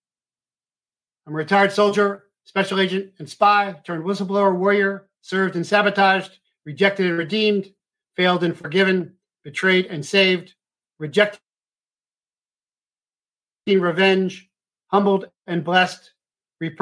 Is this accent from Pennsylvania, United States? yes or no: no; Cincinnati, Ohio, United States; I'm from Cincinnati